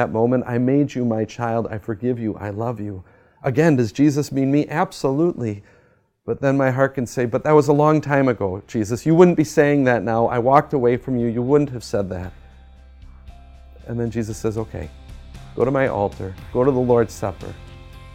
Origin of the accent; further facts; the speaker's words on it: United States; also born or lived in Germany; as an American